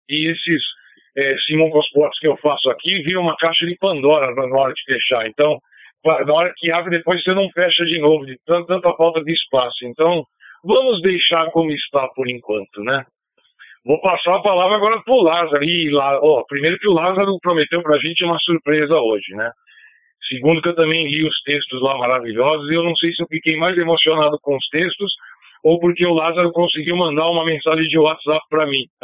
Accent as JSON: {"language": "Portuguese", "region": "Bahia", "country": "Brazil", "said": "a minha terra, essa Bahia mística e mestiça"}